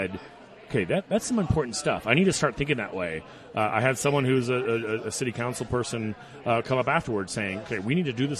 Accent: Houston, Texas, United States; moved away as an adult; also born or lived in Dallas / College Station, Texas; now in Fort Collins, United States; I grew up in Houston, lived in Dallas. I don't like big cities.

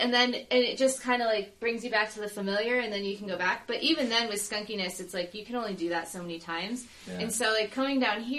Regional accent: Northeast, United States; Like, I grew up in the Northeast, I don't know.

